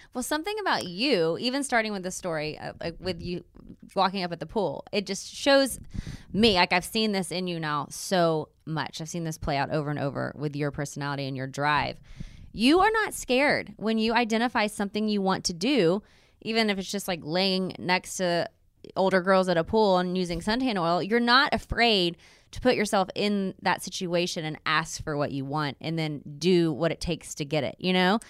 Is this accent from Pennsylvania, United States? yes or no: no; Waco, Texas, United States; We grew up in Waco, Texas together